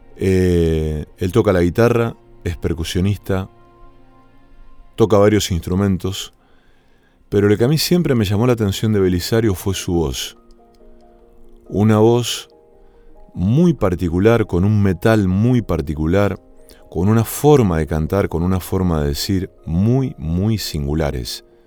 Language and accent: Spanish; Villa Cañas, Santa Fe, Argentina; moved away; also born or lived in Rosario; mi pueblo natal, que se llama Villa Cañas